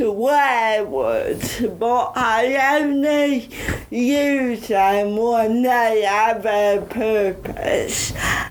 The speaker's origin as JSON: {"language": "English", "town": "Bridlington", "region": "Yorkshire and the Humber", "country": "United Kingdom", "tie": "born or raised there", "also_born_or_lived": "Huddersfield", "accent": "Yorkshire", "moved": "as an adult", "lives_now": "London, United Kingdom", "said": "I'm from East Yorkshire, Bridlington, and went to uni in Huddersfield. And because of my disability, I never thought I had an accent."}